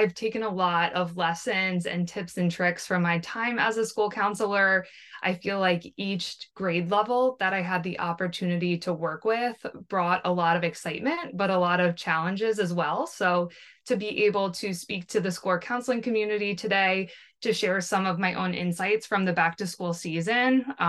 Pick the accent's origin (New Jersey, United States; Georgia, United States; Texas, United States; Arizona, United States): New Jersey, United States; I am from New Jersey